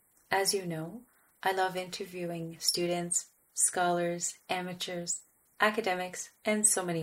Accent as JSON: {"language": "English", "country": "Canada", "first_language": "French", "second_language": "English", "said": "I'm a Francophone from Canada."}